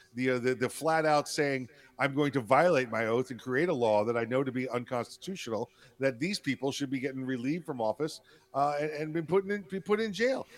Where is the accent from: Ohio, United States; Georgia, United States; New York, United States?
New York, United States; New York City; now in Florida, United States; my home state's New York, New York City, you know, boy right here, city kid